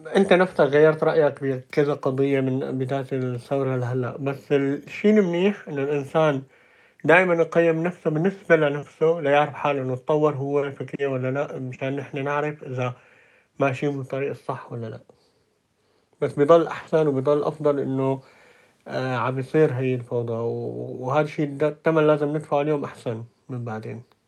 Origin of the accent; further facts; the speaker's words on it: Syria; moved away; نحن كشعب سوري بالذات سوري